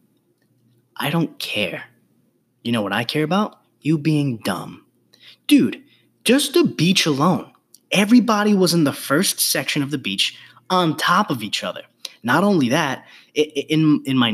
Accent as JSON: {"language": "English", "town": "New York City", "region": "New York", "country": "United States", "tie": "born or raised there", "said": "I was born and raised in the Bronx"}